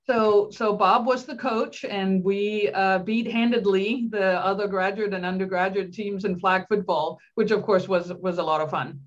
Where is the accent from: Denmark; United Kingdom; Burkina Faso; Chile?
Denmark; English is a second language; moved away as an adult; also born or lived in Pennsylvania; I grew up in Denmark